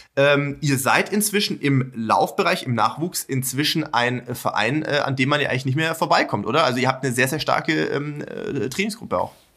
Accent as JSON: {"language": "German", "town": "Sindelfingen", "region": "Baden-Württemberg", "country": "Germany", "tie": "born or raised there", "moved": "yes", "said": "Gerlingen ist ja nicht weit weg von äh, meinem Geburtsort, nämlich von Sindelfingen."}